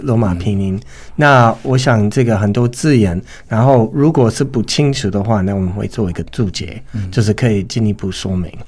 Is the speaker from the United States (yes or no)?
yes; United States; first language English; Chinese is a second language; now in Taiwan; 我是来自美国